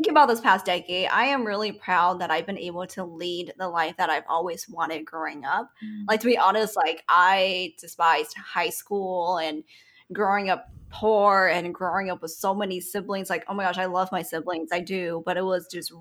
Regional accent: Sacramento, California, United States; what I grew up with in Sacramento

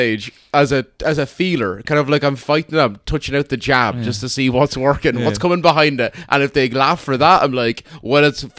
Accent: Ireland; Because I'm Black Irish.

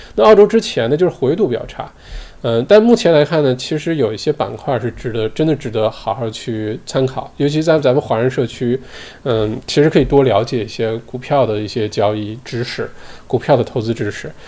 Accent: China; now in Australia; 我们中国人

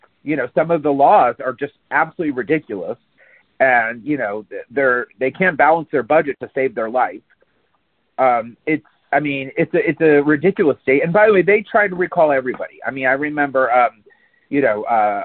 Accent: Palm Beach County, Florida, United States; I grew up in Palm Beach County

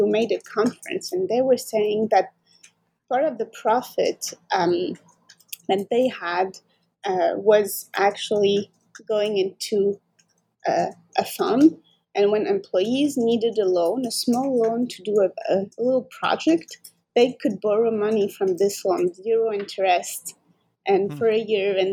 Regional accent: France; moved away as an adult; now in Montreal, Canada; I grew up in France

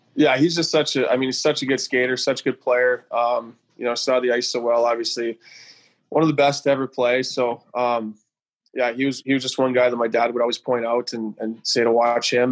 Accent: Pilot Butte, Saskatchewan, Canada; also born or lived in Regina; I was just outside in White City in Pilot Butte, where I grew up just outside

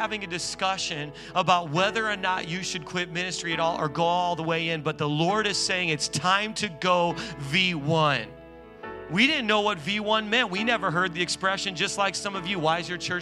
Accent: Indiana, United States; moved away as an adult; now in New York, United States; We're from Indiana

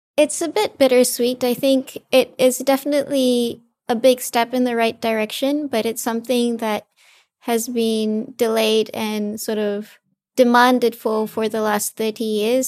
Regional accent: Fiji; I'm actually from Fiji, so I'm from a small island developing state in the Pacific

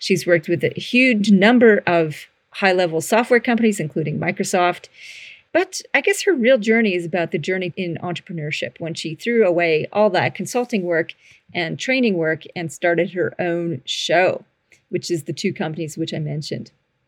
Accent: Canada; now in Australia; You might notice my accent is slightly funky or not. I'm a Canadian living in Australia and have been down under for 20 something years.

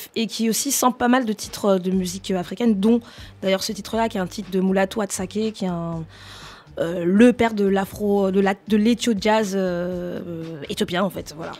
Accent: France; on est français

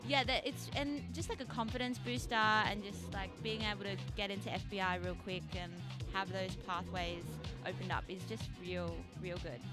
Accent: Canberra, Australian Capital Territory, Australia; now in Sydney, Australia; I grew up in Canberra

